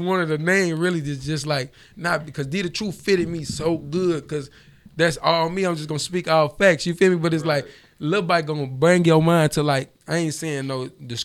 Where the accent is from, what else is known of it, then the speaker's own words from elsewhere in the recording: Monroe, Louisiana, United States; also born or lived in Champaign, Illinois / Chicago; now in Atlanta, United States; I'm from the 318, Monroe, Louisiana. Yeah, to be exact, 318.